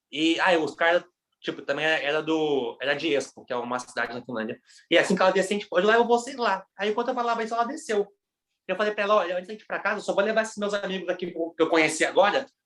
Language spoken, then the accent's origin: Portuguese; Brazil; não, mano, não sou daqui não, sou do Brasil.